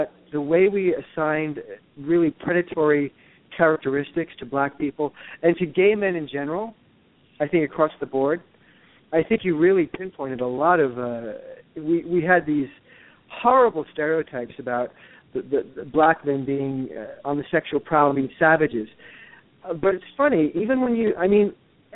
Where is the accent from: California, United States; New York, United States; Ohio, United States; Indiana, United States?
New York, United States; New York City; moved away as an adult; also born or lived in Los Angeles; now in Connecticut, United States; I grew up in New York, and then I lived in Los Angeles for 24 years